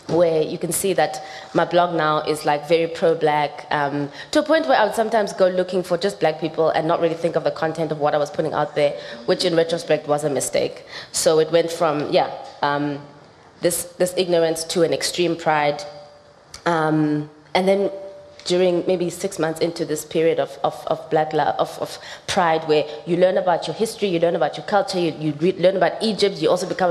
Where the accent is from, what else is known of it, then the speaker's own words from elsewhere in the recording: South Africa; growing up in South Africa